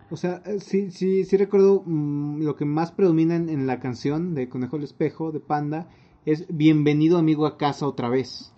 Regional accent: Mexico; como mexicano promedio

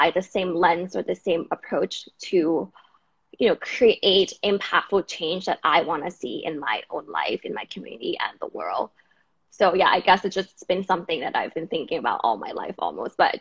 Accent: Bangkok, Thailand; moved away as an adult; now in New York City, United States; I'm from Bangkok, Thailand, but I'm currently in New York City right now

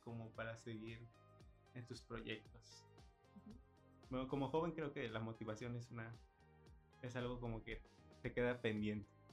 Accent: Yucatán, Mexico; nosotros como yucatecos

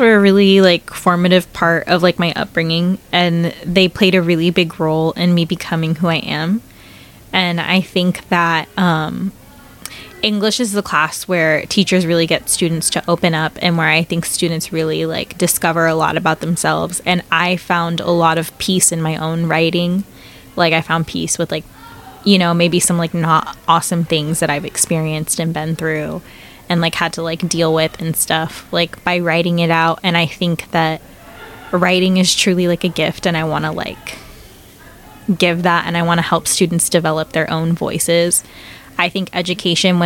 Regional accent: Temecula, California, United States; moved away as an adult; also born or lived in Hampton, Virginia / San Diego; I grew up in Temecula

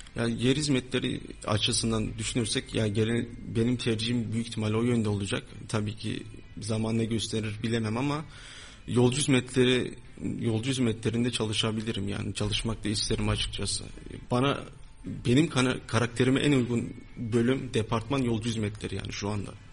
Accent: Pınarbaşı, Kayseri Province, Turkey; Kayseriliyim, Pınarbaşılıyım

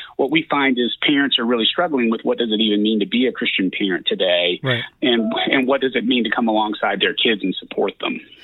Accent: south of Lexington, Central Kentucky, United States; moved away as an adult; I grew up in Central Kentucky, just south of Lexington

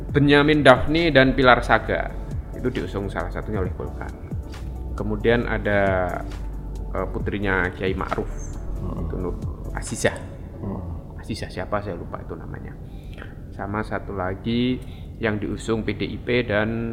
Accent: Sleman Regency, Special Region of Yogyakarta, Indonesia; di kampung saya di Kabupaten Sleman

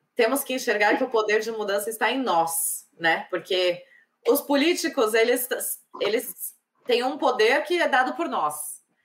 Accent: Brazil; now in Ireland; nós, como brasileiras, queremos que o nosso país melhore

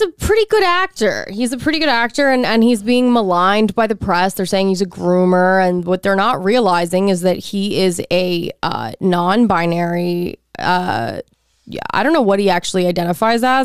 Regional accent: Texas, United States; I'm from Texas

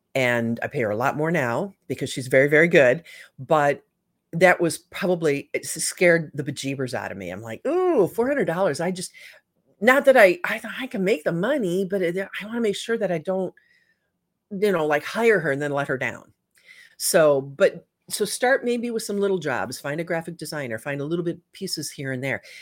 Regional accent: Michigan, United States; I grew up in Michigan

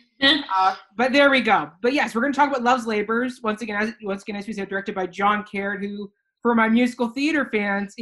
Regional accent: Barrie, Ontario, Canada; Barry, my hometown

